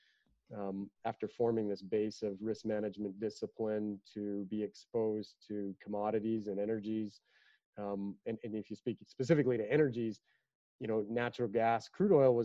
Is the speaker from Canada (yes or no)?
yes; Calgary, Alberta, Canada; I was the kid from Calgary